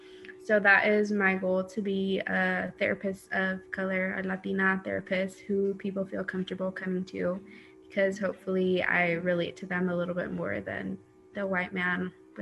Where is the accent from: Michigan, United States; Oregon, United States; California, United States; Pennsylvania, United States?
Oregon, United States; Eastern; moved away; I'm from Eastern Oregon